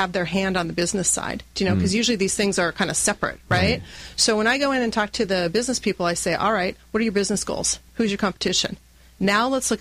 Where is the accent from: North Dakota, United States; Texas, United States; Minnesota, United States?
North Dakota, United States; I grew up in North Dakota, and so you could actually take German and Norwegian in school there because there's so many Norwegians